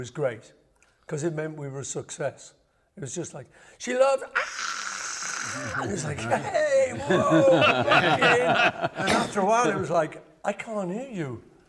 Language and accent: English; Liverpool, North West England, United Kingdom; we're from Liverpool.